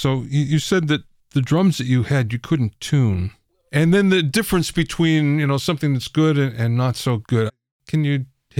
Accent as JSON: {"language": "English", "region": "Pennsylvania", "country": "United States", "tie": "born or raised there", "said": "I grew up in Pennsylvania, and okay. And I'm Polish"}